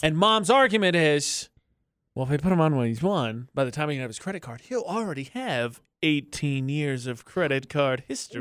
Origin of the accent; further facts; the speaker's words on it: Midwest, United States; moved away; I'm from the Midwest